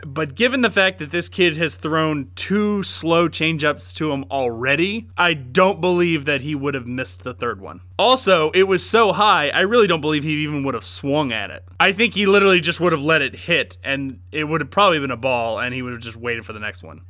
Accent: Atlanta, Georgia, United States; also born or lived in Cumming, Georgia; I'm still a very large Atlanta Braves fan, given that we grew up in Atlanta

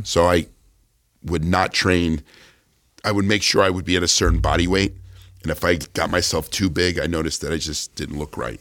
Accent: New Jersey, United States; moved away; also born or lived in California; I was this guy from New Jersey, you know, unknown guy from New Jersey to move to California.

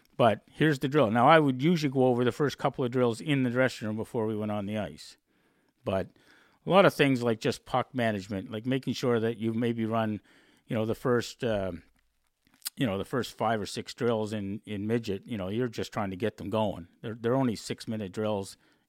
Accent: Dartmouth, Nova Scotia, Canada; And I said, well, I'm from Dartmouth, Nova Scotia.

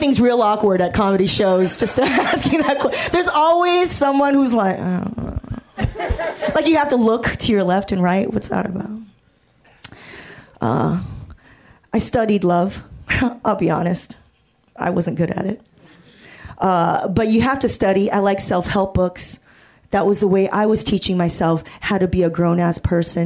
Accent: Torrance, California, United States; I grew up in Torrance and down here

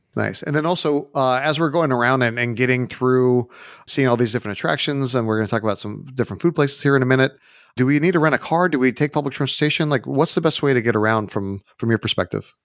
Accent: United States; obviously I'm American

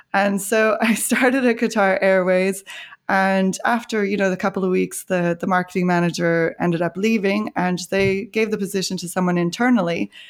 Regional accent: Canada; moved away; also born or lived in Ireland; I grew up in Canada, my sister and I, and I went to the University of Calgary

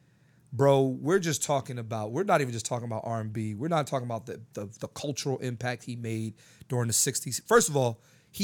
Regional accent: Philadelphia, Pennsylvania, United States; I'm from Philly.

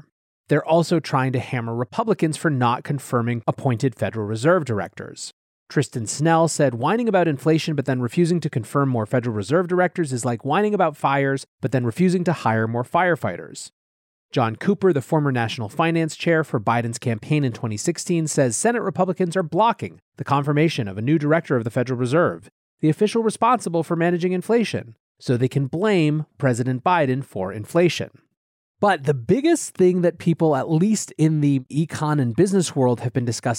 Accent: Hungary; growing up in Hungary, his common sense whispers

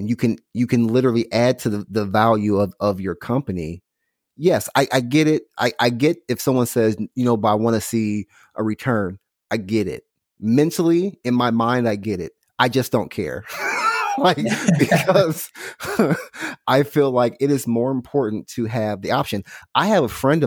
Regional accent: Illinois, United States; now in Houston, United States; I'm from Illinois

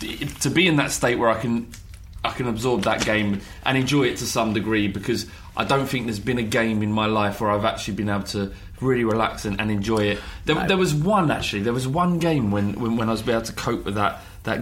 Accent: London, United Kingdom; I grew up in Holloway. I went to Highbury Grove School.

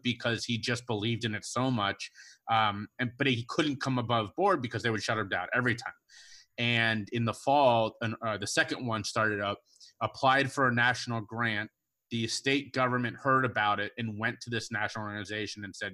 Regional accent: Cincinnati, Ohio, United States; also born or lived in New York; now in Charleston, United States; I was born and raised in Cincinnati, Ohio

